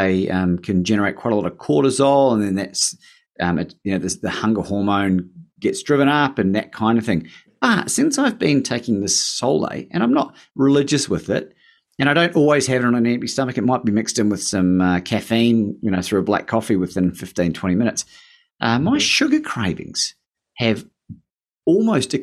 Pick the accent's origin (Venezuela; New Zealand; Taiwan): New Zealand; I am from New Zealand